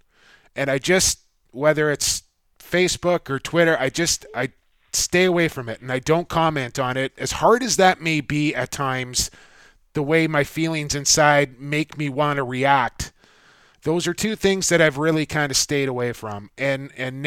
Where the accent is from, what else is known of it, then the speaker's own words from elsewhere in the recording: Canada; also born or lived in St. Paul, Minnesota; as a Canadian